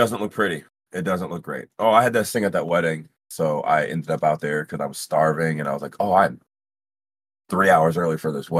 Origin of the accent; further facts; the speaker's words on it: Cleveland, Ohio, United States; You know I'm from Cleveland